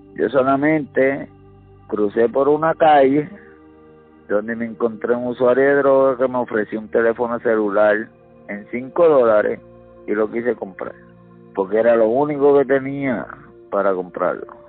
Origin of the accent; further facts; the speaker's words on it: Gurabo, Puerto Rico; mi pueblo, de Gurabo